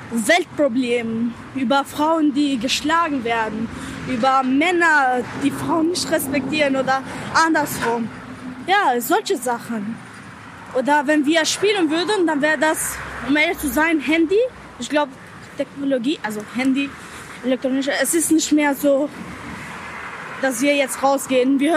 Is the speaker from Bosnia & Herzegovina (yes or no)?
no; Albania; German is a second language; now in Germany; Aber als äh, Albaner Ausländer und also.